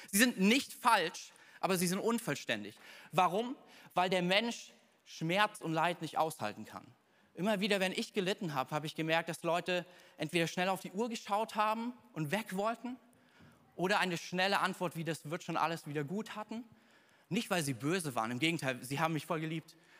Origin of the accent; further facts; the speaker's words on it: Thuringia, Germany; bei uns in Thüringen